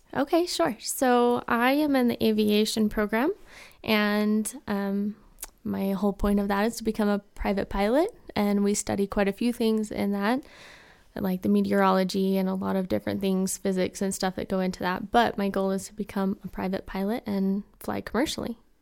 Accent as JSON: {"language": "English", "town": "Taylorsville", "region": "Utah", "country": "United States", "said": "I am from Taylorsville, Utah"}